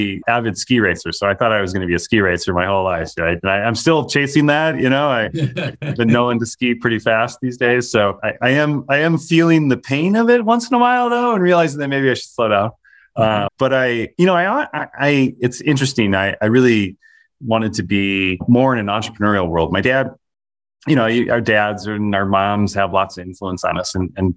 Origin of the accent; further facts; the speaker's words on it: Minnesota, United States; I grew up in Minnesota